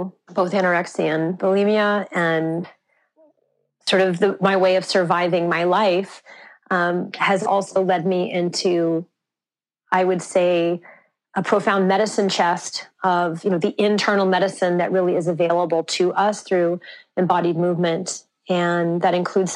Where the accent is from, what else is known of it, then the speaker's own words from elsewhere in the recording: Santa Fe, New Mexico, United States; I grew up in Santa Fe, New Mexico, off the grid in a solar home.